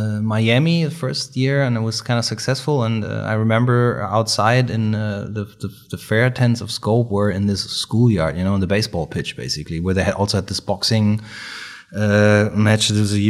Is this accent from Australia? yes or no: no; Germany; English is a second language; We're from Germany, of course, it was much easier for us to get in.